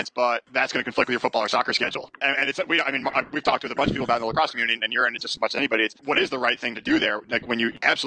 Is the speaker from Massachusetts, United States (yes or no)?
no; Long Island, New York, United States; I was from the suburb. I was from Long Island, and everywhere you look, there's houses or buildings or businesses or something